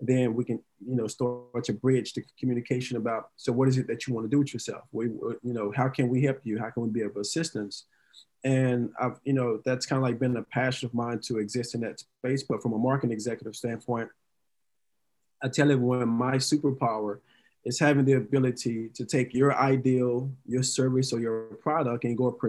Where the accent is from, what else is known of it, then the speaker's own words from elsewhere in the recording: Dallas, Texas, United States; moved away as an adult; now in California, United States; So originally, I was born and raised in Dallas, Texas, single parent household, three sisters